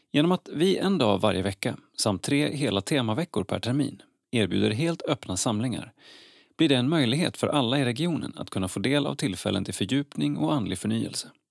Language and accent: Swedish; Partille, Västra Götaland, Sweden; Jag är från Partille